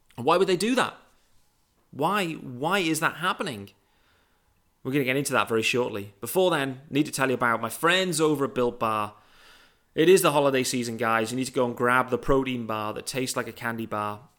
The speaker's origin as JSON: {"language": "English", "country": "United Kingdom", "said": "I'm a British guy."}